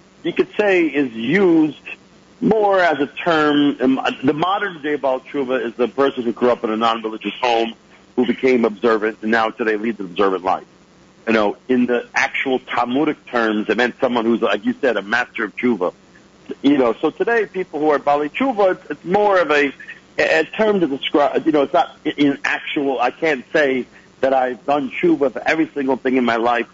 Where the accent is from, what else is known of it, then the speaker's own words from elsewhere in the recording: Lawrence, New York, United States; I grew up in the Five Towns area in Lawrence.